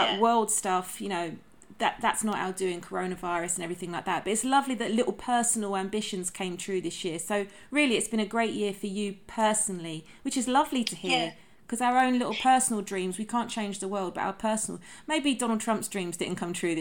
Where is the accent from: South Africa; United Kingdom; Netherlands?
United Kingdom; also born or lived in United States; us being British girls, I mean, I may have been born in America, but I'm a Brit